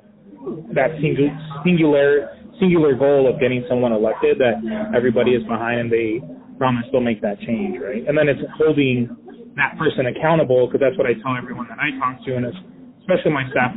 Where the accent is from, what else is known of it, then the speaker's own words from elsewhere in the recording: Phoenix, Arizona, United States; I was born and raised here in Phoenix